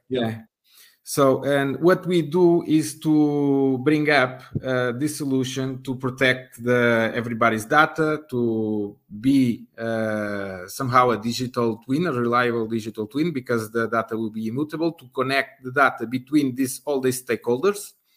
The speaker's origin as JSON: {"language": "English", "country": "Portugal", "said": "I'm from Portugal"}